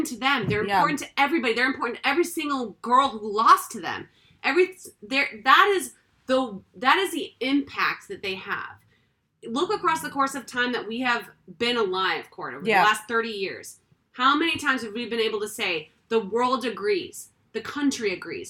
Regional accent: Massachusetts, United States; we come from Massachusetts. My mom is from Weymouth, Massachusetts.

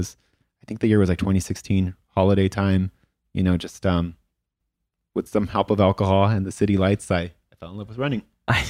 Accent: Los Angeles, California, United States; the one guy in the club of the captains that's born and raised LA. I'm very prideful of that. Woo-hoo. I'm the kid from East LA.

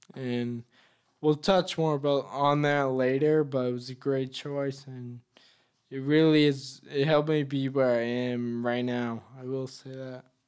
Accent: Leominster, Massachusetts, United States; I was born and raised in Leominster.

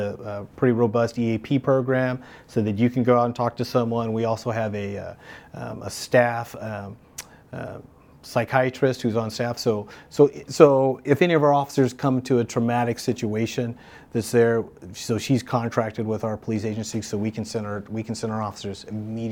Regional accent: Palm Springs, California, United States; also born or lived in Santa Monica, California; I'm originally from Palm Springs, right? Nobody's from Palm Springs, but I am

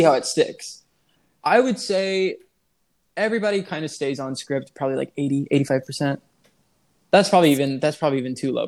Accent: Illinois, United States; I'm from Illinois

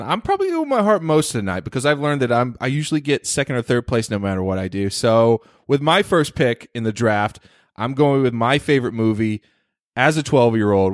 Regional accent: North Carolina, United States; I grew up in North Carolina.

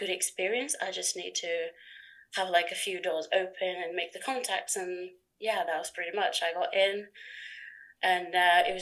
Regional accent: Portugal; moved away as an adult; also born or lived in Norwich, England; now in England; I come from Portugal

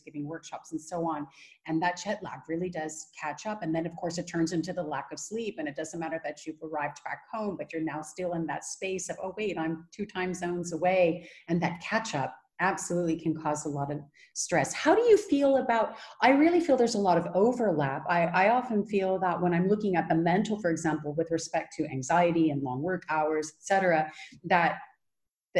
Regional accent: California, United States; now in Netherlands; I'm originally from California.

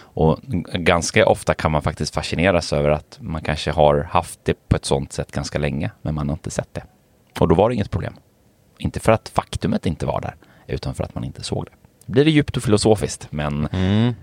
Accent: Gothenburg, Västra Götaland, Sweden; jag är ju från Göteborg

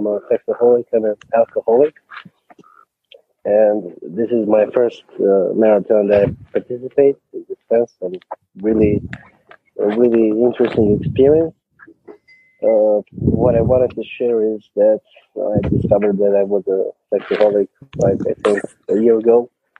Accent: Cluj-Napoca, Cluj County, Romania; I'm from Romania, and I don't know of any SA group. I was the first that, from my city, from Cluj, that came to groups and admitted that I have this problem.

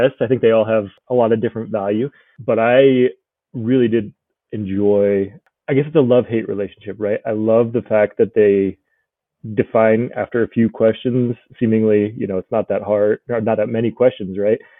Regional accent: Colorado, United States; moved away as an adult; also born or lived in California / Japan; now in Brookings, United States; I'm originally from Colorado, and decided to join the Air Force after college

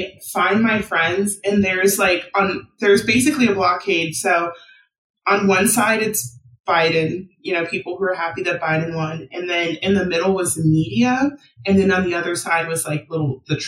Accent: San Diego, California, United States; now in Philadelphia, United States; I'm from San Diego

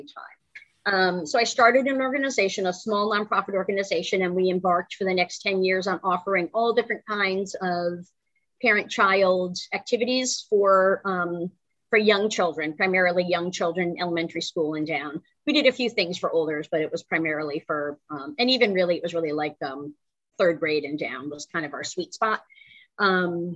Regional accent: Connecticut, United States; moved away as an adult; now in North Carolina, United States; I'm originally from the Northeast, Connecticut

